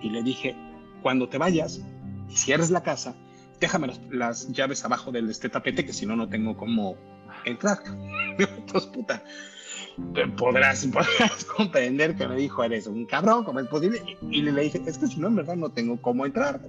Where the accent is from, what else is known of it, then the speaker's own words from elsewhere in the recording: Mexico; moved away as an adult; also born or lived in Mexico City / New York; now in United States; nosotros como mexicanos, pues este, estamos acostumbrados a los temblores